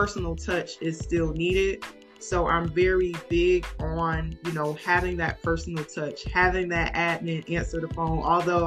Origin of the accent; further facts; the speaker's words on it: New Haven, Connecticut, United States; moved away as an adult; now in Atlanta, United States; I'm originally from New Haven, Connecticut.